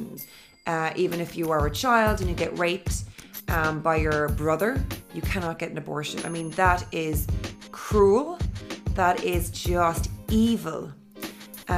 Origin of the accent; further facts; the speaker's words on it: Cork, Munster, Ireland; also born or lived in London / Dublin / Sydney / Los Angeles; I live in Ireland, in Cork City. And I'm from Cork originally.